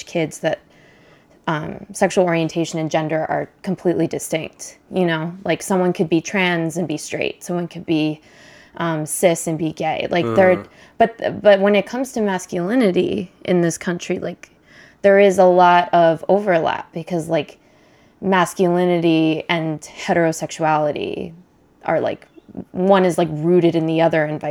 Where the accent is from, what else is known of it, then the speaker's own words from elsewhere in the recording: Berkeley, California, United States; I come from Berkeley, so like it's like one of the more LGBTQ inclusive places you could live